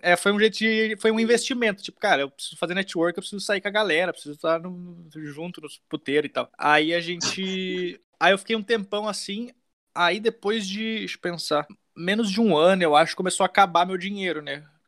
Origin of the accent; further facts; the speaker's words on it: Canela, Rio Grande do Sul, Brazil; moved away as an adult; also born or lived in São Leopoldo; now in São Paulo, Brazil; Eu nasci em Canela, morei 18 anos em Canela, e aí eu me mudei para São Leopoldo depois.